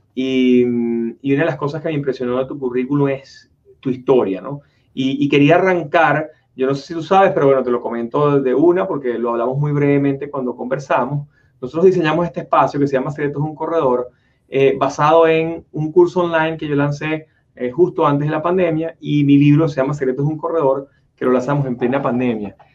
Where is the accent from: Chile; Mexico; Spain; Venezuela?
Venezuela; now in United States; somos oriundos ambos de Venezuela